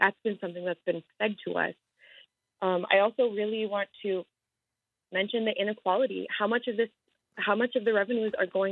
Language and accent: English; Utqiagvik, Alaska, United States; I grew up in Utsjokovik up in Barrow